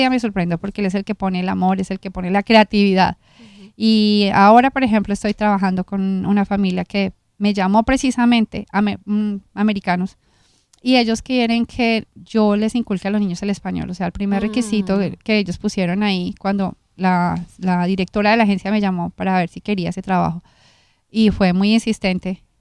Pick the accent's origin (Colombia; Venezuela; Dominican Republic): Colombia; soy colombiana